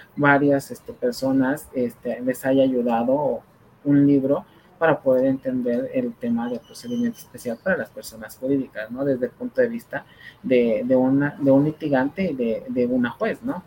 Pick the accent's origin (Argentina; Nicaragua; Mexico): Mexico; uno como, como mexicano